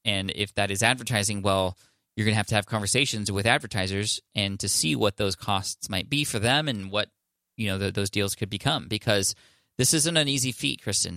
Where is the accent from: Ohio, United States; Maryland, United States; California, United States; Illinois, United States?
California, United States; San Diego; I'm from San Diego